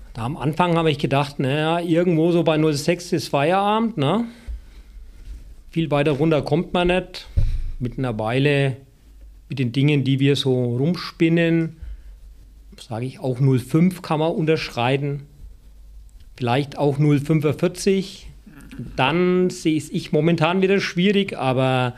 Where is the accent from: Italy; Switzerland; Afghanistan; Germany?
Germany; Franconia, Bavaria; moved away; also born or lived in Baden-Württemberg; als ich wieder nach Franken zurückkehren durfte